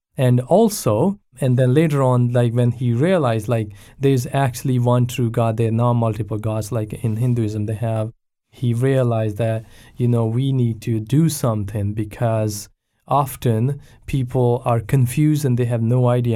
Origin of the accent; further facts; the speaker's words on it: Pakistan; now in Abbotsford, Canada; I was born and raised in Pakistan